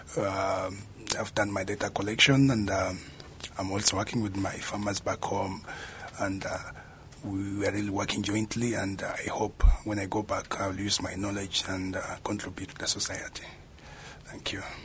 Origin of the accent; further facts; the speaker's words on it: South Sudan; moved away as an adult; now in Japan; I'm from South Sudan.